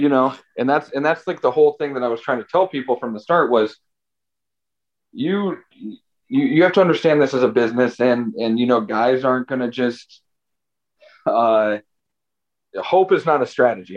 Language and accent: English; Chagrin Falls, Ohio, United States; moved away as an adult; also born or lived in New York; East side of Cleveland. Uh grew up like Chagrin Falls area